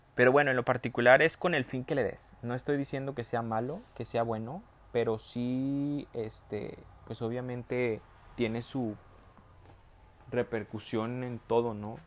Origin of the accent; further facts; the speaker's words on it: Monterrey, Nuevo León, Mexico; accent: regio; hablé como muy regio, en Monterrey